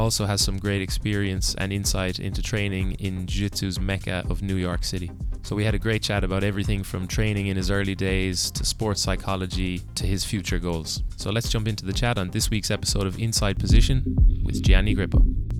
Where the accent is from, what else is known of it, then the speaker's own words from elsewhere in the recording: Limerick, Munster, Ireland; my hometown, Limerick, Ireland.